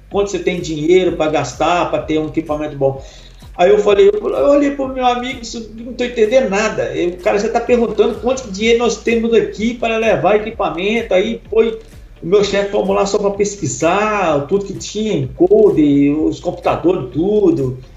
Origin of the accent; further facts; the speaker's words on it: Minas Gerais, Brazil; also born or lived in Ipatinga / Belo Horizonte / Itabirito; Eu sempre gostei de música, sou mineiro de Minas aqui. É, já morei em muitas cidades, porque meu pai era, era ferroviário